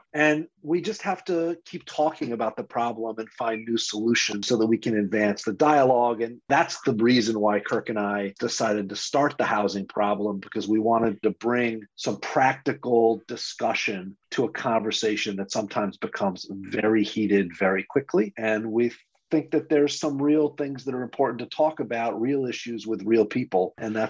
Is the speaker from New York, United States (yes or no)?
yes; Rochester, New York, United States; moved away as an adult; now in New York City, United States; I grew up in Rochester, New York. I'm not a native New Yorker.